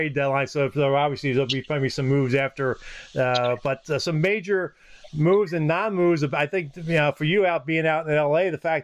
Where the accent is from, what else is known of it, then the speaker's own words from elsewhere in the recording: Philadelphia, Pennsylvania, United States; born and raised in Philadelphia.